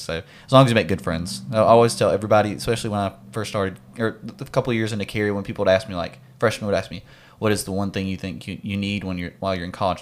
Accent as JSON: {"language": "English", "region": "Mississippi", "country": "United States", "said": "not from Texas. I'm from Mississippi."}